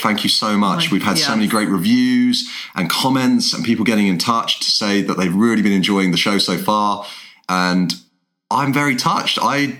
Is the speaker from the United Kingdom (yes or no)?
yes; England, United Kingdom; I'm English.